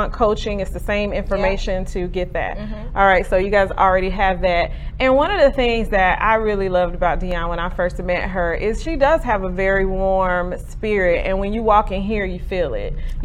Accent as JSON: {"language": "English", "town": "Garner", "region": "North Carolina", "country": "United States", "tie": "born or raised there", "said": "I grew up in Garner"}